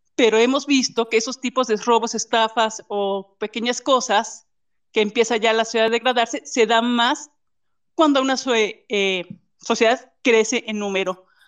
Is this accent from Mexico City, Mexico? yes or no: no; Guanajuato, Mexico; nosotros somos aquí ya de Guanajuato